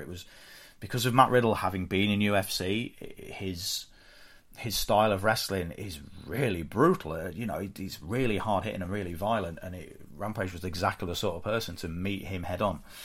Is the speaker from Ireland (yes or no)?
no; United Kingdom; we're British